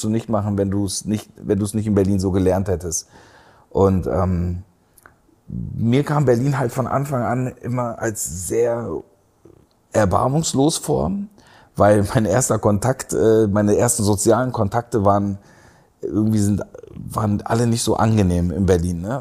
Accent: Istanbul, Turkey; also born or lived in Aachen / Heidelberg; Istanbul war meine Heimat und ähm, dann war ich in Aachen und ähm, dann wurde ich ja auch nicht gefragt, ob ich ja wegziehen will.

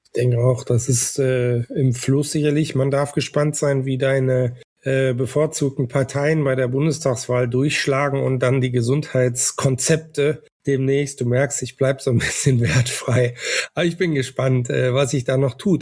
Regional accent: Northern Germany, Germany; Ich bin ja ein Norddeutscher

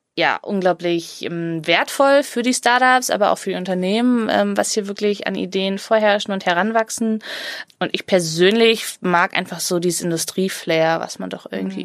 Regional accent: Cologne, North Rhine-Westphalia, Germany; als Kölnerin

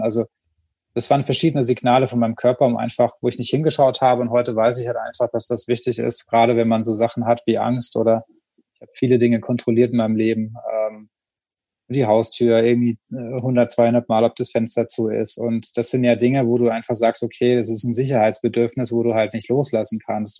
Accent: Rhineland-Palatinate, Germany; vom Dorf kommt, also ich komme halt aus der Pfalz und da haben wir halt Weinfeste

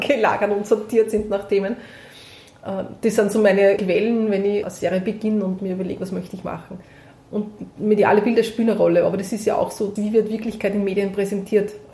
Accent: Prambachkirchen, Upper Austria, Austria; ich bin in Brambachkirchen geboren

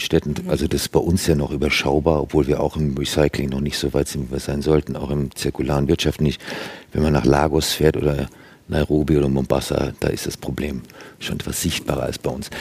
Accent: Germany; bei uns in Deutschland

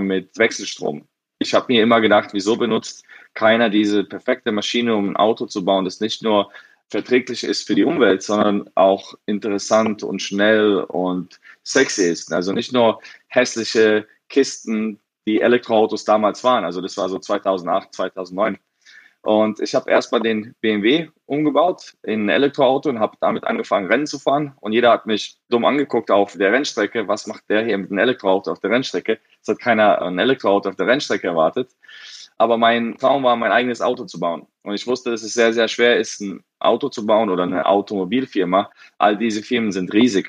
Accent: Frankfurt, Hesse, Germany; also born or lived in Bosnia; ich wurde geboren in Bosnien, aber damals war's Jugoslawien und dann ging der Krieg los und dann sind meine Eltern nach Frankfurt ausgewandert, als ich zwei Jahre alt war

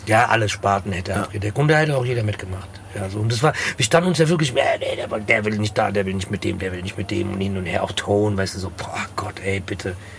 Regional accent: Frankfurt am Main, Hesse, Germany; born or raised there

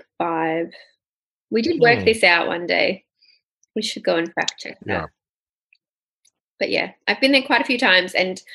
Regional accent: Australia; I am Australian

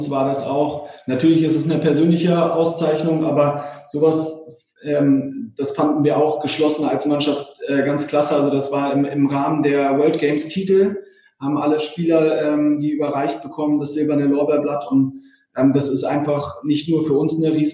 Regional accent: Berlin, Germany; das im Schloss Bellevue auch dann hier in meiner Heimatstadt äh, sozusagen zu erleben.

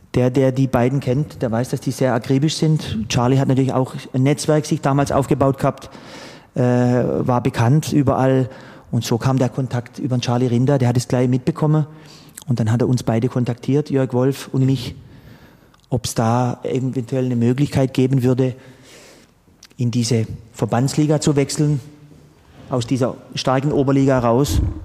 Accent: Sternenfels, Baden-Württemberg, Germany; moved away as an adult; also born or lived in Pforzheim / Heilbronn; Angefangen hat alles in meinem Wohnort Sternenfels. Mhm das war so der Enzkreis, Kreis Pforzheim. Da bin ich aufgewachsen

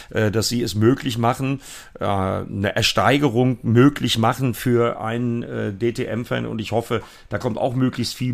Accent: North Rhine-Westphalia, Germany; Das betrifft sowohl meine alte Heimat, die ja auch deine alte Heimat ist, Matthias, das Sauerland

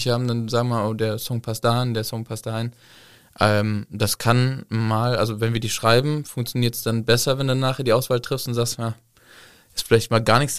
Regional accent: Cologne, North Rhine-Westphalia, Germany; ich bin eine Kölsche, wir machen Kölsche Musik, wir machen auch Dialekt.

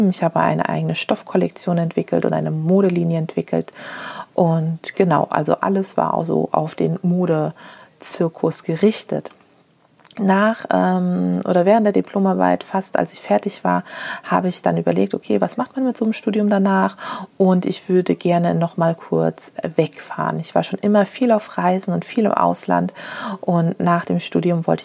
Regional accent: Frankfurt, Hesse, Germany; now in Berlin, Germany; Ich komme aus Frankfurt ursprünglich und konnte mich einfach nicht äh, in Berlin die, die guten Nähsachen kaufen.

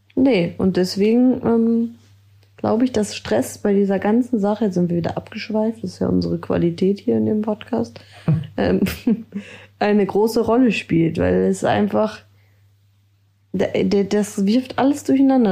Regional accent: Ellerbek, Schleswig-Holstein, Germany; komme aus Ellerbeck.

